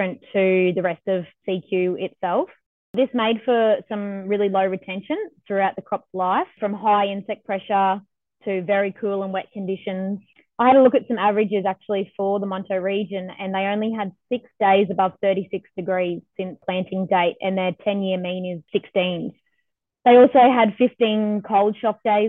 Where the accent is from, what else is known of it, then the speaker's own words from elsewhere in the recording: Biloela, Queensland, Australia; I grew up in Billawilla on our family farm, which is a mixed grain and cotton farm.